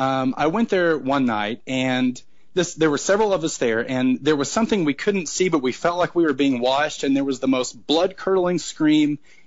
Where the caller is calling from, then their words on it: Oklahoma, United States; I'm calling from Oklahoma